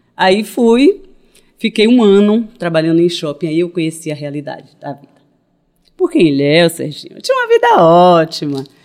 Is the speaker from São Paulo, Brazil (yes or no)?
no; Ilhéus, Bahia, Brazil; moved away as an adult; now in Salvador, Brazil; nasci dentro de casa. E morei em Ilhéus até os 22 anos, quando eu vim para Salvador.